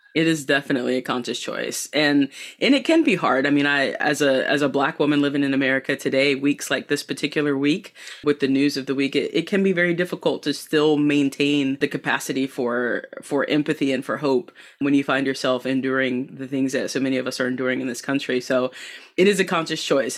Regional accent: Southeastern North Carolina, United States; born or raised there; also born or lived in Boone, North Carolina

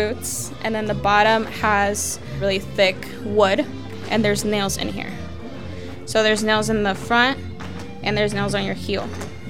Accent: Kansas City, Missouri, United States; I've never been to Mexico. I've never been in El Salvador. I was born and raised here in Kansas City.

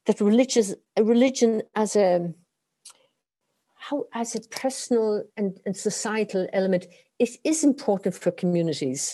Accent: Ireland; I'm Irish, and religion was dominated our lives in school, at home, on the weekends, and so on.

